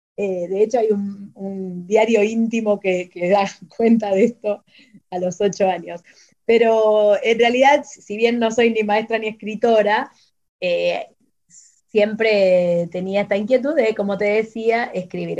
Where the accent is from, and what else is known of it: Argentina